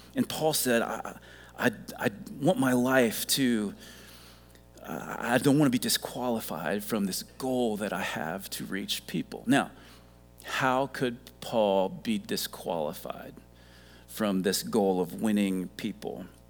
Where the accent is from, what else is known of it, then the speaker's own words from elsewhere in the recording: Ohio, United States; moved away as an adult; now in South Carolina, United States; I grew up in Ohio